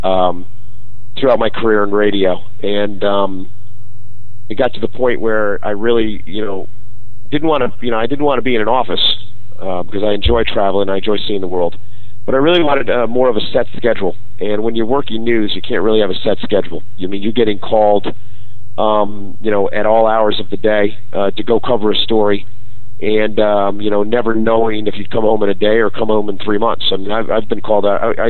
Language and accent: English; New York, United States; I grew up in New York